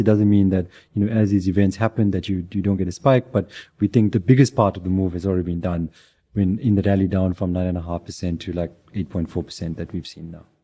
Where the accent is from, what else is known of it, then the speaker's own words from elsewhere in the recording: South Africa; as a South African